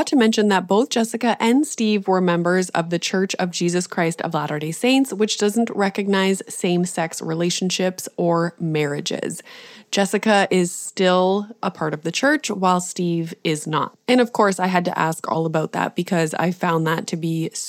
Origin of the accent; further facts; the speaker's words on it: Canada; I'm Canadian